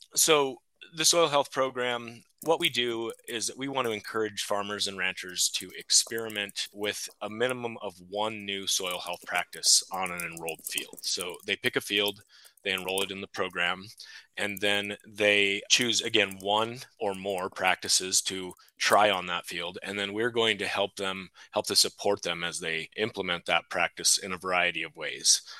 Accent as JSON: {"language": "English", "area": "Delta County", "region": "Colorado", "country": "United States", "tie": "born or raised there", "said": "I was born and raised in Delta County on a cattle ranch"}